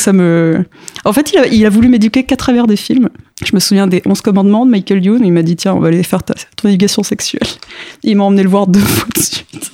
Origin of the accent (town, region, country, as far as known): Paris suburbs, Île-de-France, France; born or raised there; also born or lived in Mitla, Mexico / Strasbourg, France